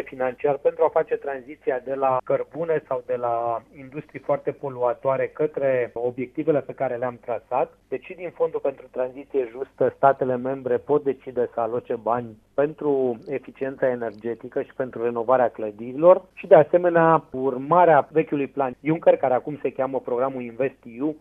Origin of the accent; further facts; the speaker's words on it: Drobeta-Turnu Severin, Mehedinți County, Romania; de municipiul Turnul Severin, orașul meu natal